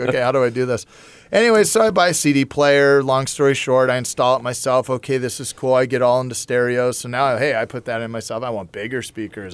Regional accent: Huntington Beach, California, United States; growing up in Huntington Beach

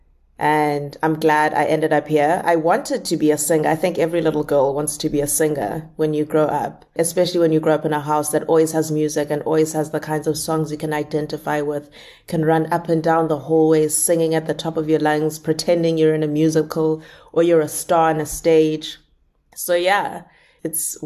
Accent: South Africa; moved away as an adult; now in Cape Town, South Africa; I live 23 hours away from Cape Town. That's my hometown, is that far by bus.

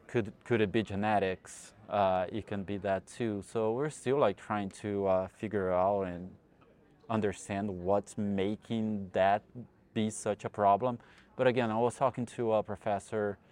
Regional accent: Brazil; moved away as an adult; also born or lived in New York, United States; now in Texas, United States; I'm originally from Brazil and I got my degree in veterinary medicine in the Federal University of Goiás

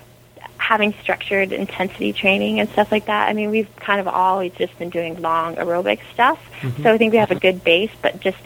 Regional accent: Canada; I'm Canadian

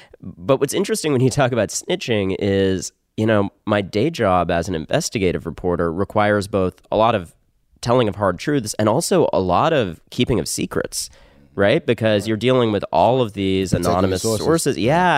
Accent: Connecticut, United States; also born or lived in New York; I was born in New York, and then I spent my teens in Connecticut.

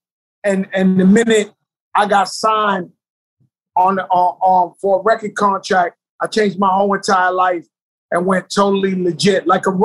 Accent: New York City, New York, United States; I grew up in the South Bronx, birthplace of hip hop

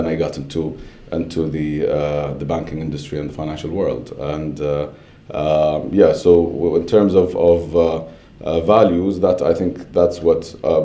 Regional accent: Saudi Arabia; moved away as an adult; also born or lived in Baton Rouge, Louisiana, United States / Pennsylvania, United States; I grew up in Saudi until just after high school, where I went to the US to study

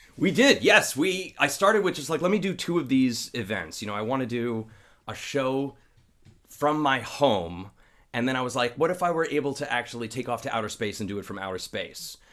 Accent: Long Island, New York, United States; I'm from Long Island

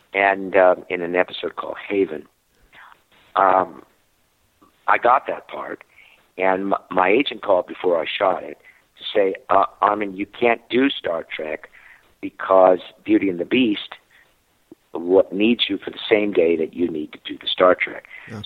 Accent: New Jersey, United States; moved away; I'm from New Jersey

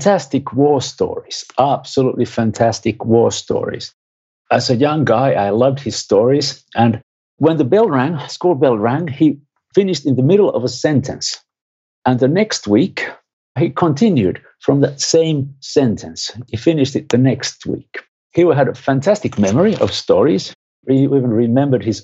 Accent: Finland; I'm from Finland

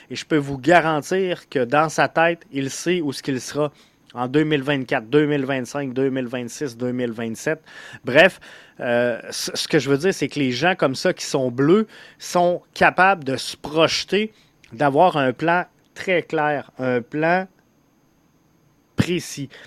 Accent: Montreal, Quebec, Canada; je suis un Montréalais à Montréal?

